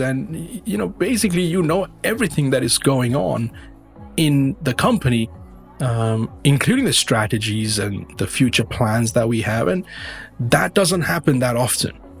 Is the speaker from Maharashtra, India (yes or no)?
yes; Mumbai, Maharashtra, India; moved away as an adult; also born or lived in United Kingdom / Colombia; now in Ontario, Canada; I was born in India. I was born in the western part of India. Uh, people are aware of Bombay or Mumbai as it's now